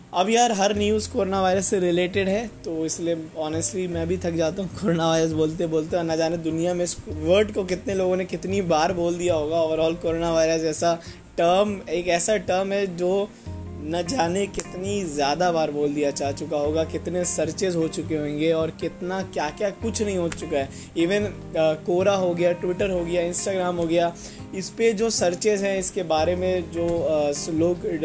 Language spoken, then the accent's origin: Hindi; India; हम इंडियन हैं जुगाड़ू